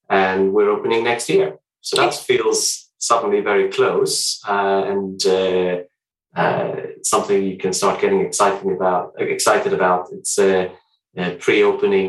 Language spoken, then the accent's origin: English; Sweden; moved away as an adult; I'm Swedish, but I've been here for a number of years now